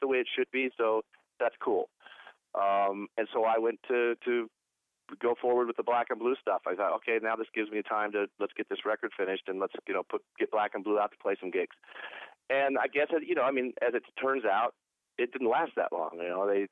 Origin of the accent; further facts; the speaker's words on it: Portland, Oregon, United States; moved away; also born or lived in Los Angeles, California / Cleveland, Ohio; I was born in Portland, Oregon, grew up in Portland, Oregon, lived in L.A. most of my life